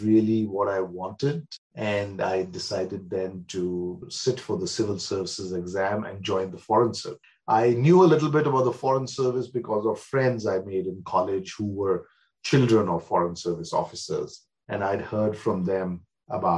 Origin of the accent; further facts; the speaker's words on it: Shimla, Himachal Pradesh, India; moved away as an adult; also born or lived in Amritsar / Chandigarh / Delhi; now in Australia; Shimla is my hometown. I wasn't born there. Born in Amritsar. But I grew up in Shimla partly and partly in Chandigarh